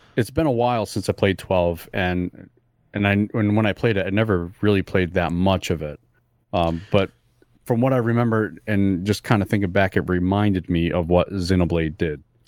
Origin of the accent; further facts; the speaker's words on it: Fall River, Massachusetts, United States; English is a second language; Fall River is actually where I grew up